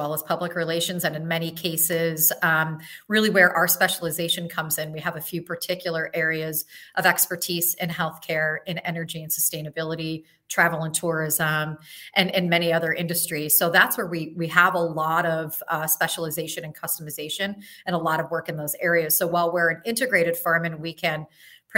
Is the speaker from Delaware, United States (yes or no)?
no; Syracuse, New York, United States; I grew up in Syracuse, and the reason that I stayed is to be near my family